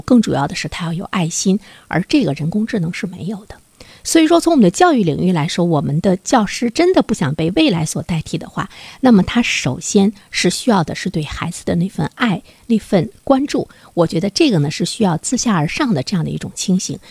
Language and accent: Chinese; China; 我们中国人在未来来说，怎么样才更有了一个竞争力？